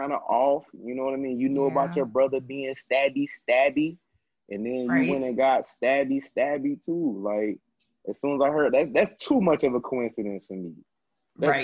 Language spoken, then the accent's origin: English; Florida, United States; I'm from Florida